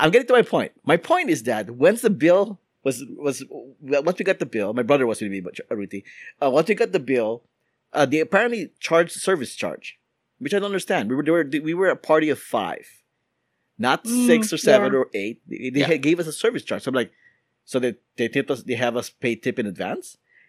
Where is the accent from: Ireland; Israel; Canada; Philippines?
Philippines; now in United States; even though as a Filipino, I'm actually not a huge fan of going to Filipino restaurants in America.